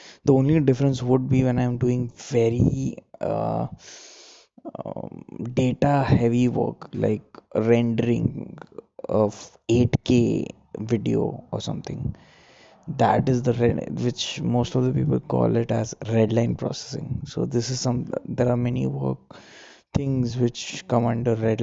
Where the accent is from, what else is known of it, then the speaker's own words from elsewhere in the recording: India; being an Indian, it's very difficult for me to buy something without any discount on it.